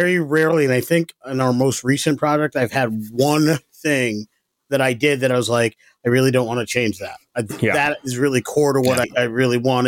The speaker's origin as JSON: {"language": "English", "town": "Ithaca", "region": "New York", "country": "United States", "said": "I'm from upstate New York"}